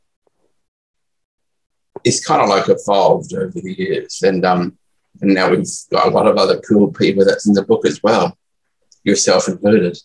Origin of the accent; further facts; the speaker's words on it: Brisbane, Queensland, Australia; I live in Brisbane, Australia, and I've lived here in Australia all my life